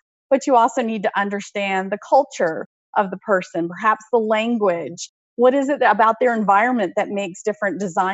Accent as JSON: {"language": "English", "town": "Oxford", "region": "Mississippi", "country": "United States", "tie": "born or raised there", "also_born_or_lived": "North Carolina / Pennsylvania / Tennessee", "moved": "as an adult", "said": "I grew up in the American South, actually went to junior high and high school in Oxford, Mississippi"}